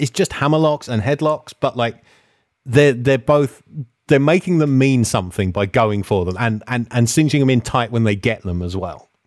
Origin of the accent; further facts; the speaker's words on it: England, United Kingdom; accent: English; they heard my English accent